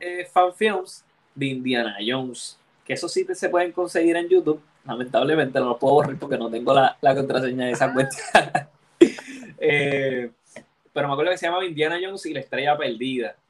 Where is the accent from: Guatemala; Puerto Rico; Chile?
Puerto Rico; Levittown; also born or lived in Santurce / Río Piedras / Bayamón; yo soy de Levittown